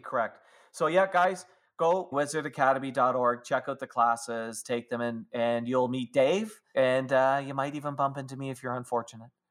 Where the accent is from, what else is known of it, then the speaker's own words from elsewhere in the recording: Canada; I'm a Canadian.